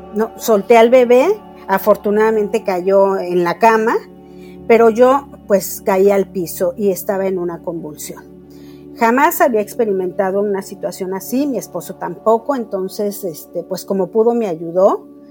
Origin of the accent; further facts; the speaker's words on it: Mexico City, Mexico; vivo en la Ciudad de México, nací en la Ciudad de México y pues realmente mi vida fue la de una niña muy normal